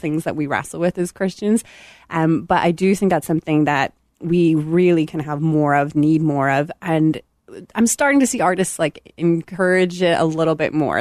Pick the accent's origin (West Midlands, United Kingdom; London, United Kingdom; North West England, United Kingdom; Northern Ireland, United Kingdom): Northern Ireland, United Kingdom; Belfast; born or raised there; moved away as an adult